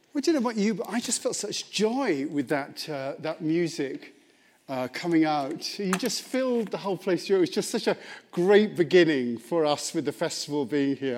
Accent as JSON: {"language": "English", "region": "England", "country": "United Kingdom", "said": "I'm English"}